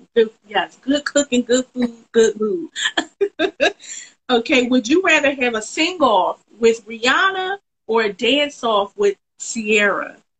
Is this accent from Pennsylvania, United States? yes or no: yes; Philadelphia, Pennsylvania, United States; Philadelphia, my hometown